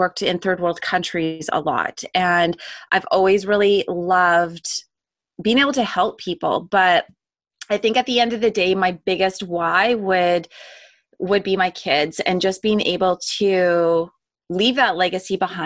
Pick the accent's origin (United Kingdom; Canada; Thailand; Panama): Canada; Langley, British Columbia; I grew up in Canada, in BC, specifically in Langley. That's where I grew up.